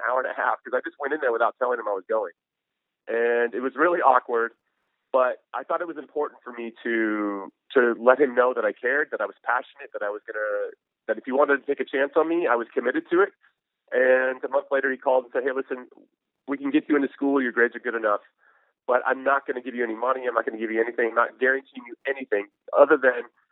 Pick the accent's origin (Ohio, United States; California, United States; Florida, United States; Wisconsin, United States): California, United States; Temple City; I grew up in Temple City, which is just outside of Pasadena, maybe about 15 minutes away from the Rose Bowl.